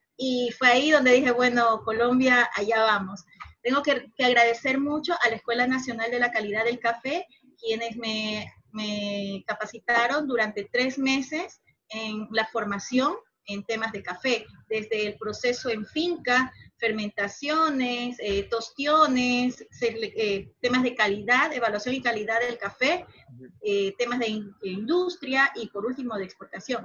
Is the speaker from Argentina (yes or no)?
no; Guayaquil, Guayas, Ecuador; moved away as an adult; now in Montañita, Ecuador; yo vivo aquí en Montañita, eh, ya llevo cuatro años aquí. Yo soy de Guayaquil